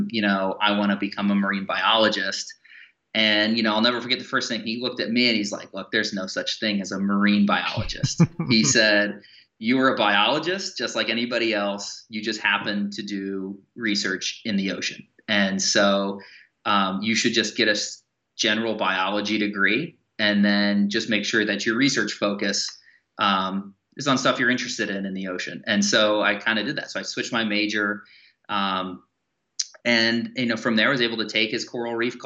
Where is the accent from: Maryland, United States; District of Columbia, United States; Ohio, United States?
Ohio, United States; Bowling Green; I grew up in the Midwest, so I grew up in Bowling Green, Ohio.